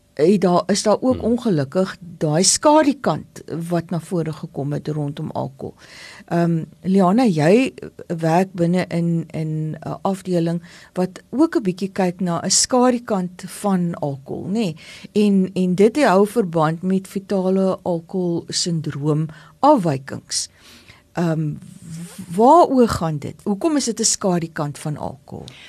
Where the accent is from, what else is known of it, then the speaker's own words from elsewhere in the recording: Paarl, Western Cape, South Africa; Ek kom uit die Parel uit.